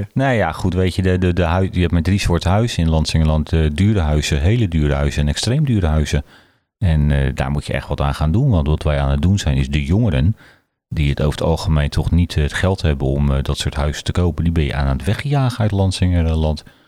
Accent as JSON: {"language": "Dutch", "area": "Zuid", "region": "South Holland", "country": "Netherlands", "moved": "yes", "lives_now": "Berkel en Rodenrijs, Netherlands", "said": "ik kom uit Zuid. Ik, ik ben eh, uiteindelijk naar Berkel toegegaan"}